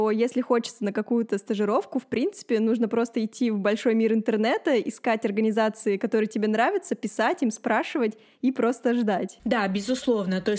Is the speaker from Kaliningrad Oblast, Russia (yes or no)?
yes; Kaliningrad, Kaliningrad Oblast, Russia; moved away as an adult; now in Moscow, Russia; Я из Калининграда, но учусь и живу в Москве.